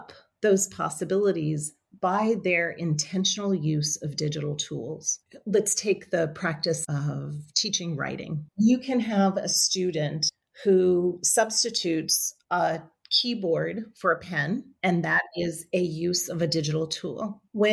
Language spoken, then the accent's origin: English; New Orleans, Louisiana, United States; When I was a child, I grew up in New Orleans